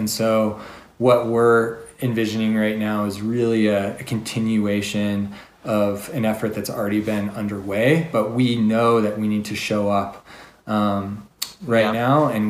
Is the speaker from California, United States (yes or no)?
no; Denver, Colorado, United States; The challenge for me is I came from Denver, which is like a beer mecca, you know.